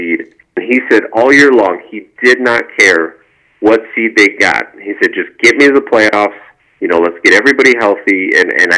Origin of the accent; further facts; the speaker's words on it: Northern Ohio, United States; I'm from Northern Ohio